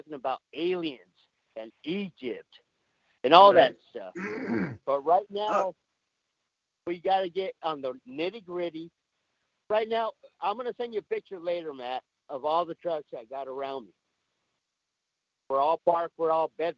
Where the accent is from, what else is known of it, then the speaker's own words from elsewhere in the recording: Mexico; also born or lived in Los Angeles, California, United States; now in United States; I grew up in Mexico, born